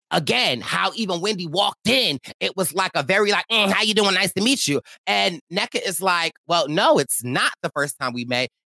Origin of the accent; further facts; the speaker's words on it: Athens, Georgia, United States; I'm from Athens. I'm from Athens too.